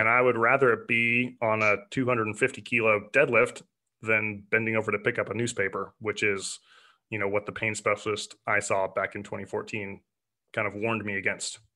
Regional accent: Portland, Oregon, United States; I grew up in Portland, Oregon

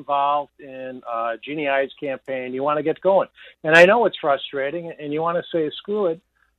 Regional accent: Chicago, Illinois, United States; I grew up on the West Side

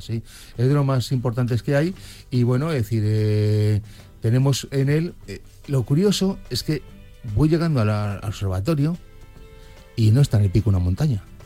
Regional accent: Madrid, Community of Madrid, Spain; Yo que soy de Madrid

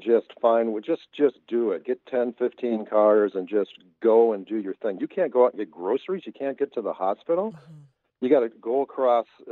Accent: Mercer, Wisconsin, United States; now in Wausau, United States; I grew up in Mercer

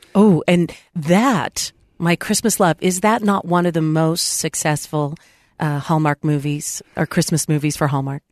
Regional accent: San Diego, California, United States; moved away; I just recently traveled to my hometown in San Diego

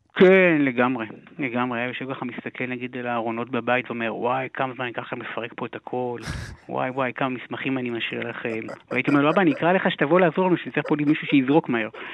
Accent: Haifa, Haifa District, Israel; גדלנו בחיפה הרי, בשכונה הכי דרך הים

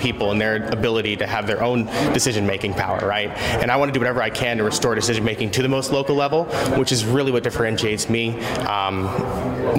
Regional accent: Anchorage, Alaska, United States; I was born and raised here in Alaska, actually here in Anchorage.

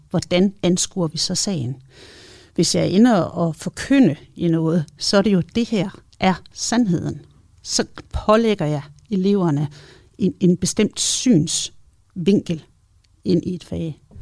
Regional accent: West Jutland, Central Denmark Region, Denmark; nu kommer jeg også fra Vestjylland

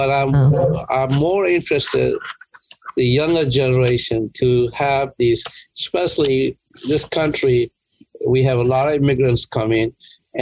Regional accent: India; moved away as an adult; also born or lived in Worcester, Massachusetts; now in United States; I grew up in India

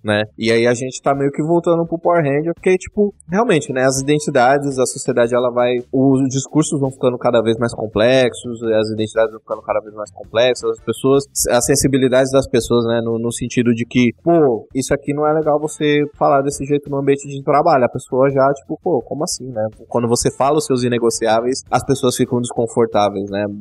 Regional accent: São Paulo, Brazil; Eu sou da Zona Leste de São Paulo

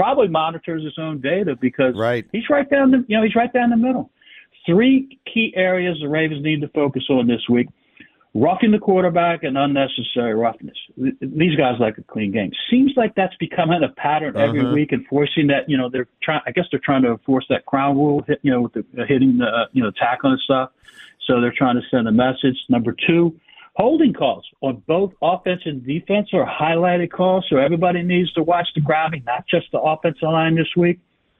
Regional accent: Bowie, Maryland, United States; he's coming from right down the street, my hometown, Bowie, Maryland. You know, I thought about visiting my mom and walking over to his house

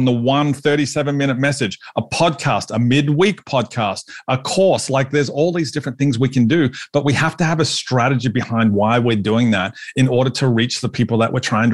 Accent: Australia; I'm Aussie

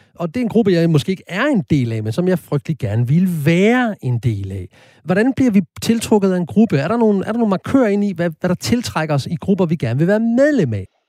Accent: Horsens, Central Denmark Region, Denmark; kommer jeg jo født og opvokset i Horsens

